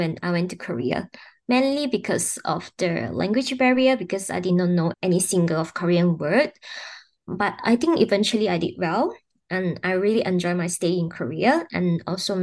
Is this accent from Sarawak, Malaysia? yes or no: yes; Sarawak, Malaysia; moved away; I was born in Sarawak, Borneo Islands. So I went back to my home state